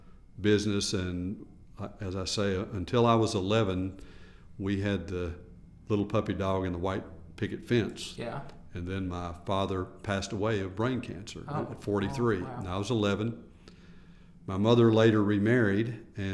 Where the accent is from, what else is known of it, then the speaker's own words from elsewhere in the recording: Nashville, Tennessee, United States; I grew up in Nashville, Tennessee, and born to a set of wonderful parents